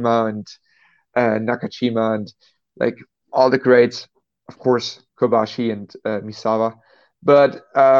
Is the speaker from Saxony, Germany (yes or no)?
yes; Dresden, Saxony, Germany; I'm from Dresden, Germany